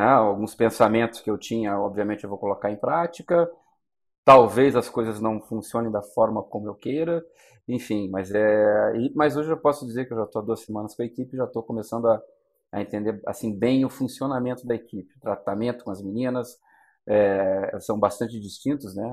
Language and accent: Portuguese; Curitiba, Paraná, Brazil; na minha cidade natal, né, em Curitiba